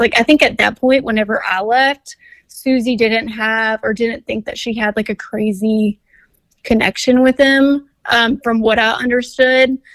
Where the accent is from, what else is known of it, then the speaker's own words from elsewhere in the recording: Orange, Texas, United States; moved away as an adult; also born or lived in Houston, Texas; I'm from like a small town called Orange, but yeah, at the time of the show, I was living in Houston